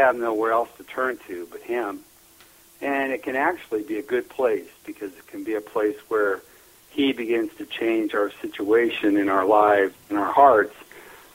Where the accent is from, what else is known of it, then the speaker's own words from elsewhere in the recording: northeast Nebraska, United States; I was born and raised in Neely, Nebraska. up in northeast Nebraska